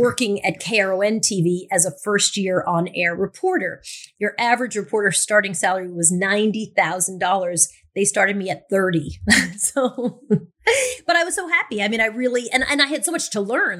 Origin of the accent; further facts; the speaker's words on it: Long Island, New York, United States; accent: Long Island; moved away; I grew up in Long Island, so I had a Long Island accent